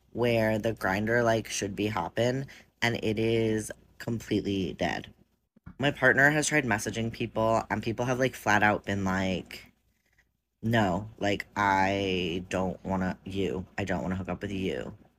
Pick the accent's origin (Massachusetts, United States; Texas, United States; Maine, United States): Massachusetts, United States; Boston; We're from Boston